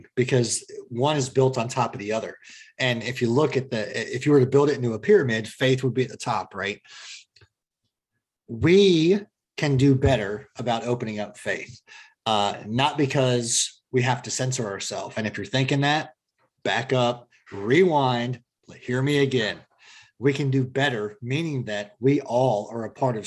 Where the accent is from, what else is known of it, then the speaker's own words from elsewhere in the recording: Columbus, Ohio, United States; moved away; Born and raised in Columbia. Columbus. So I've got roots back to Ohio